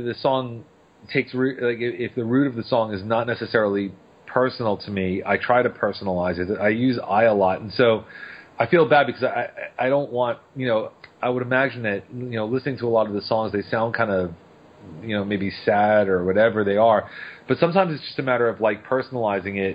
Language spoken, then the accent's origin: English; Long Island, New York, United States; now in New Orleans, United States; I grew up on Long Island, New York